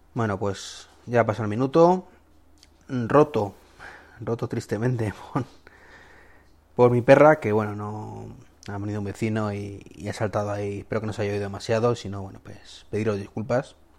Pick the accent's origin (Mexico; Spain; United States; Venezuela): Spain; mi país